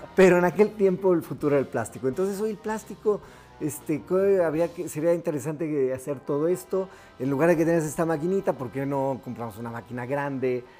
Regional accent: Guanajuato, Mexico; Nosotros somos originarios de Guanajuato

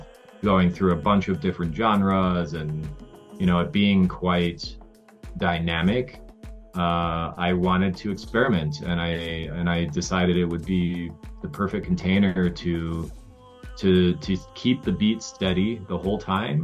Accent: Colorado, United States; now in Lake Atitlán, Guatemala; where I grew up in Colorado

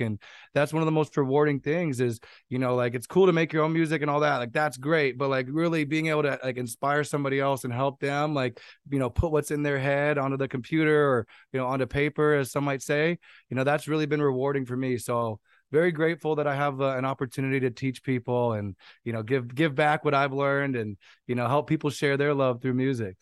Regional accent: San Jose, California, United States; I'm from San Jose, California, twenty-eight years old

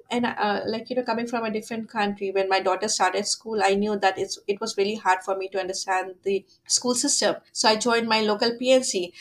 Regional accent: Delhi, India; moved away as an adult; now in Wagga Wagga, Australia; coming from india

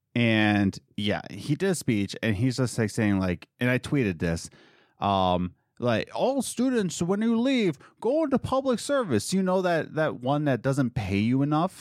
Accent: United States; as American

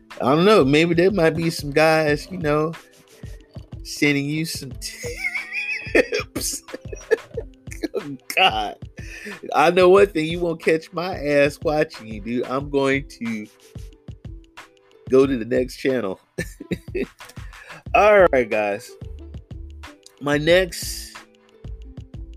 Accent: North Carolina, United States; also born or lived in Louisiana; now in California, United States; I live in California. I was born in Louisiana. I'm from North Carolina

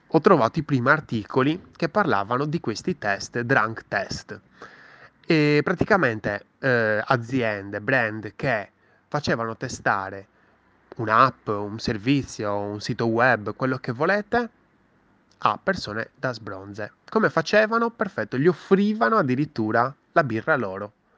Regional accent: Sardinia, Italy; sono anche sardo

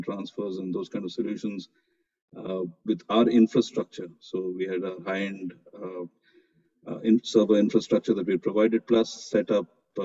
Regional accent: Mumbai, Maharashtra, India; moved away as an adult; now in Dubai, United Arab Emirates; I'm born and brought up in Mumbai, I love the place

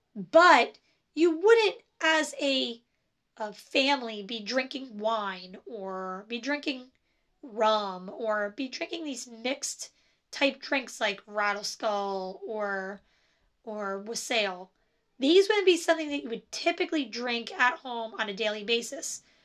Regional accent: New Jersey, United States; I am from New Jersey, and so I say coffee and I say chocolate, and that's how I say it.

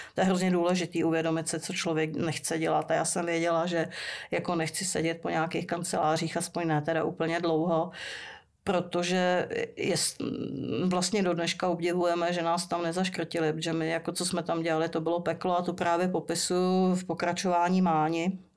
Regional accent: Prague, Czechia; jsem vyrostla ve Strašnicích

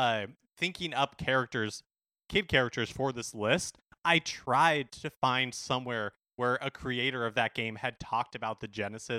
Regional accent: Seattle, Washington, United States; I'm from Seattle. I'm totally cool with it.

